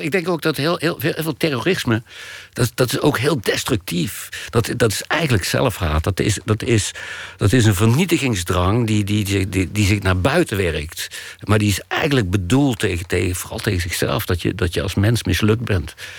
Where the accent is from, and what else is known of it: Ravenstein, North Brabant, Netherlands; born or raised there